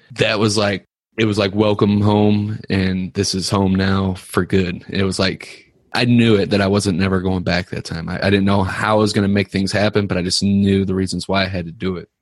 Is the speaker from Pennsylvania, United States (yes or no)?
no; Ferguson, Missouri, United States; I grew up in Ferguson